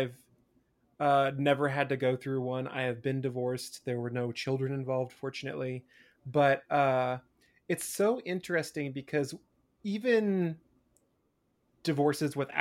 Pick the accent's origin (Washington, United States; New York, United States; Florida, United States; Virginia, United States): Washington, United States; Eastern; growing up in Eastern Washington